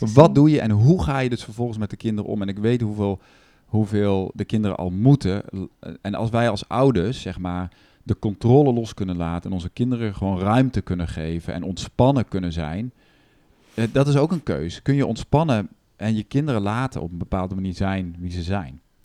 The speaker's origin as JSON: {"language": "Dutch", "country": "Netherlands", "said": "we dus als Nederlanders"}